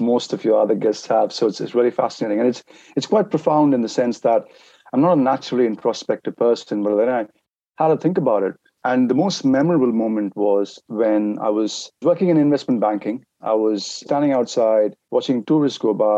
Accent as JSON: {"language": "English", "country": "India", "moved": "yes", "said": "I'm originally from India"}